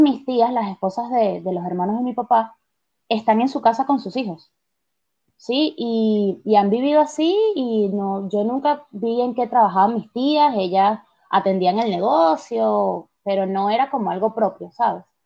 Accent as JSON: {"language": "Spanish", "country": "Venezuela", "moved": "yes", "lives_now": "Argentina", "said": "nosotros tenemos estas tradiciones como, sabes, venezolanos que, son mis padres"}